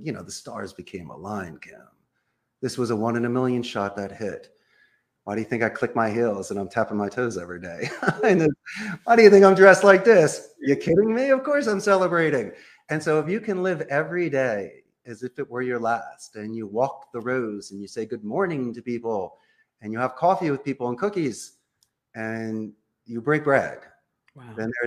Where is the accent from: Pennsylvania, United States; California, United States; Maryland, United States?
Pennsylvania, United States; Philadelphia; moved away as an adult; now in Costa Rica; I am from Philadelphia.